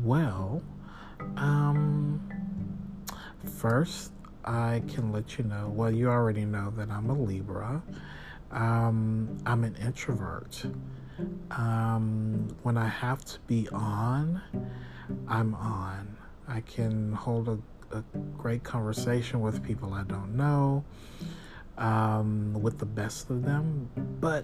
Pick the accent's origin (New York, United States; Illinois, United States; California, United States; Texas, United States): Texas, United States; I'm from Texas.